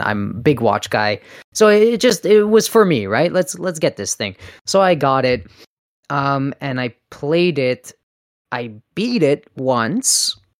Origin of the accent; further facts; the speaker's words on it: Canada; I'm Canadian